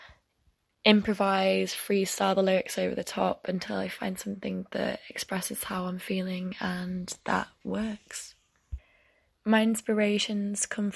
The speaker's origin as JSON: {"language": "English", "town": "York", "region": "Yorkshire and the Humber", "country": "United Kingdom", "moved": "as an adult", "lives_now": "Leeds, United Kingdom", "said": "I'm from Yorkshire. I'm originally from York, but I live in Leeds now for uni"}